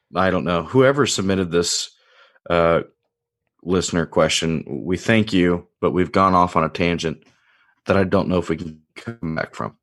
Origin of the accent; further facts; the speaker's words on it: Indiana, United States; now in Illinois, United States; going back home to Indiana